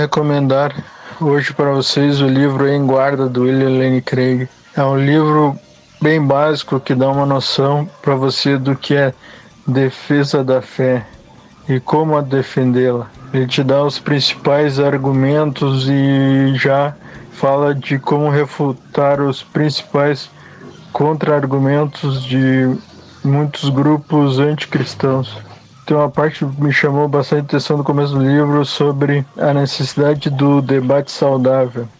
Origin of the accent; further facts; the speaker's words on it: Gravataí, Rio Grande do Sul, Brazil; direto de Gravataí, Rio Grande do Sul